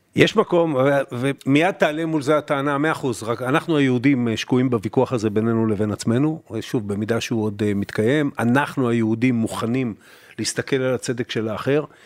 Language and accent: Hebrew; Israel; אתה ואני גדלנו במדינה שהיה לאיום קיומי אמיתי